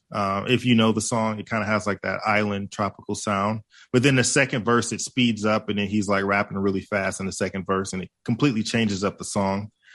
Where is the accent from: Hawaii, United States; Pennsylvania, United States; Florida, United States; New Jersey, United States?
Hawaii, United States; I am Hawaiian